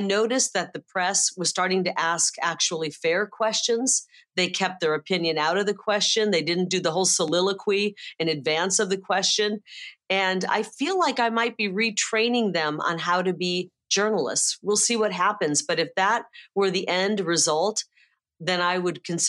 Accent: Midwest, United States; now in Arizona, United States; I'm from the Midwest

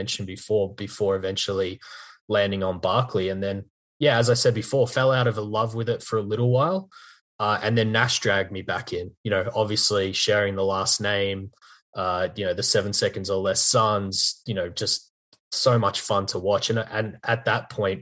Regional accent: Australia; I'm actually from Australia

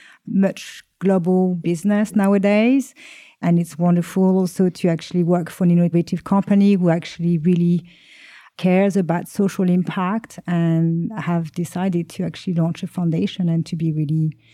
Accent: France; accent: French; English is a second language; moved away as an adult; Hi, I am French. You will probably hear that from my accent, even though I've spent most of my adulthood outside my country abroad.

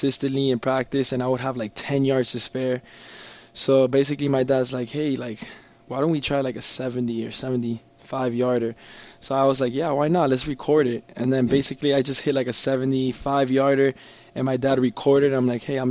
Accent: Miami, Florida, United States; I grew up in Miami

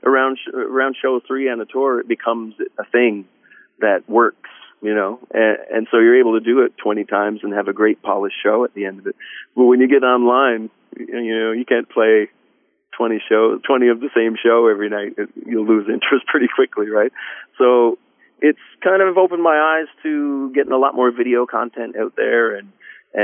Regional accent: Colebrook, Newfoundland and Labrador, Canada; my hometown, Colebrook, on the west coast of Newfoundland

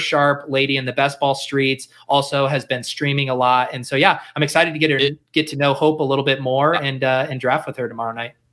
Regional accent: Denver, Colorado, United States; I grew up in Denver

